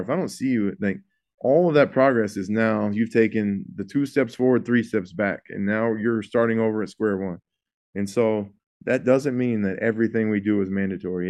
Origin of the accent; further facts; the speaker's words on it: Houston, Texas, United States; I'm from the Houston area